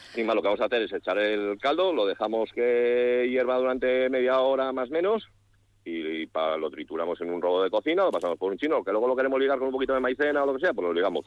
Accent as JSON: {"language": "Spanish", "town": "San Justo de la Vega", "region": "Castile and León", "country": "Spain", "said": "De Astorga, de San Justo la Vega, de un pueblo pequeñito entre León y Astorga"}